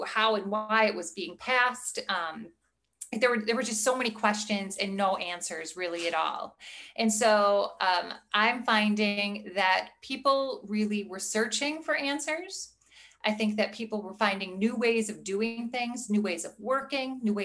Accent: Midwest, United States; also born or lived in Milwaukee, Wisconsin; I am from the Midwest. I live in the Milwaukee, Wisconsin area

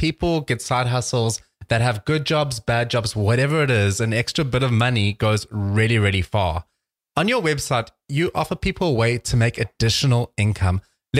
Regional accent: South Carolina, United States; People actually often say to me, you know, like, where are you from? And I always just say, I'm South Carolina.

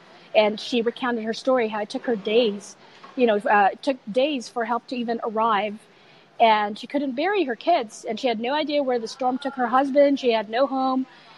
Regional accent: United States; also born or lived in Philippines; So as you know, it's still, home is home. Right. Even though I grew up pretty much in the United States, home is home.

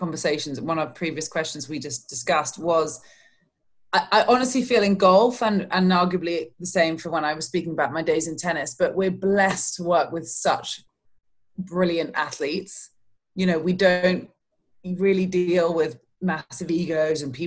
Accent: London, United Kingdom; accent: British; moved away as an adult; now in Orlando, United States; We grew up in London, but we used to spend the summers down there on the Kent coast

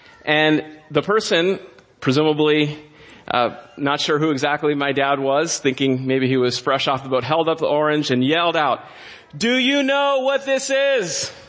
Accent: Southern California, United States; My younger brother and I were born and raised in Southern California, and we attended public school.

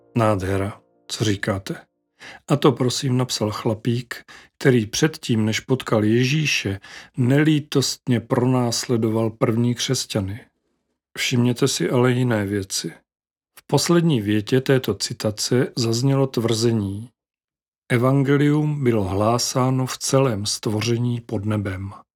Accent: Moravia, Czechia; jak říkáme u nás na Moravě

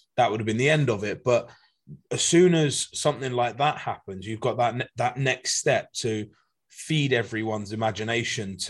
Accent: United Kingdom; I am British. I am proud British.

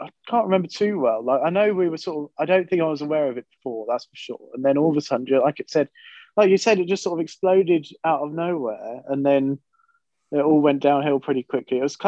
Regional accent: Hertfordshire, East of England, United Kingdom; I am from Hertfordshire.

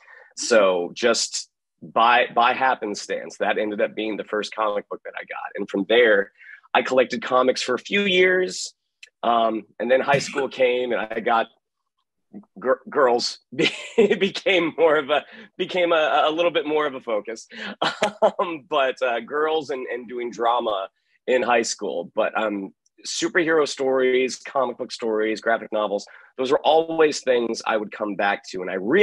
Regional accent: Goose Creek, South Carolina, United States; born there; also born or lived in Orlando; So I was born in a small town in South Carolina outside of Charleston called Goose Creek. My father was in the Navy, but then we got transferred to Orlando when I was 5 years old.

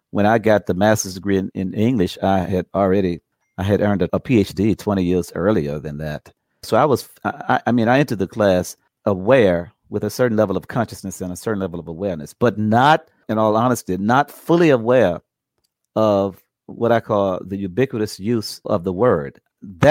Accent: Chesterfield County, outside Richmond, Virginia, United States; I grew up outside of Richmond in the Richmond area, but in Chesterfield County, the southern part of Chesterfield County

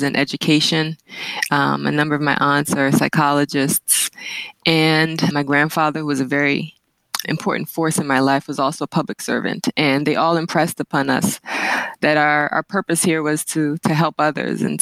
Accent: Washington, District of Columbia, United States; also born or lived in St. Kitts; I'm a native Washingtonian. Been born and raised in Washington, D.C.

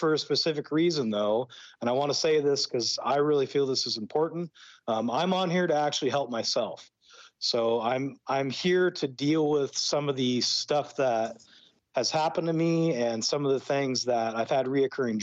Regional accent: Brush Prairie, Washington, United States; moved away as an adult; also born or lived in Pacific Northwest / Idaho; now in Mexico; I was raised in Brush Prairie, Washington

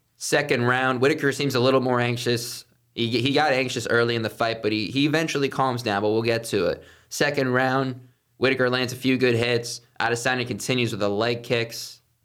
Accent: Viera, Florida, United States; The Washington Nationals used to be in my hometown in Vieira.

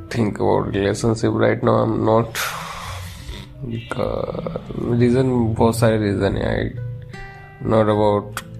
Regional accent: India; but वो US से और मैं इंडिया से हूँ

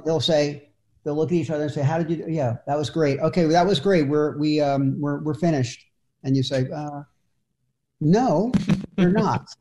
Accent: Philadelphia, Pennsylvania, United States; I'm from Philadelphia

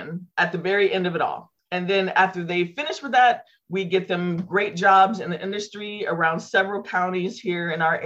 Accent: Santa Rosa, California, United States; my hometown here in Santa Rosa

